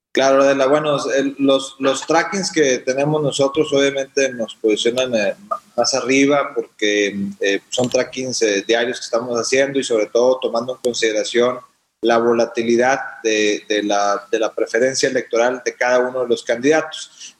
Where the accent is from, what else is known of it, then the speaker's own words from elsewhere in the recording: Mexico; tenemos los mexicanos